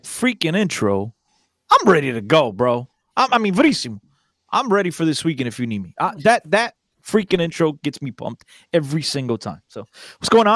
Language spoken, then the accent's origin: English; Newark, New Jersey, United States; growing up in Newark, New Jersey, in the late '80s, right, in early '90s